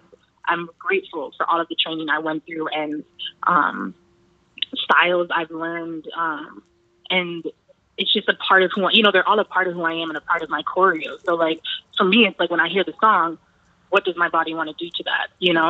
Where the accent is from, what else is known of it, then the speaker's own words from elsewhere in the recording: Cambridge, Massachusetts, United States; I'm from Cambridge. I was raised here.